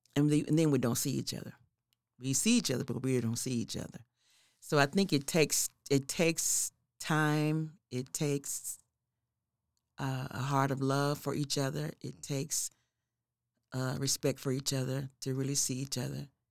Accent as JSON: {"language": "English", "town": "Oklahoma City", "region": "Oklahoma", "country": "United States", "tie": "born or raised there", "said": "I grew up in the neighborhood called Carverdale Edition."}